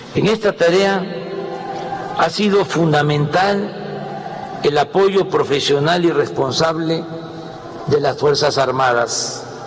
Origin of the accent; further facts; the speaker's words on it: Mexico; Como muchos mexicanos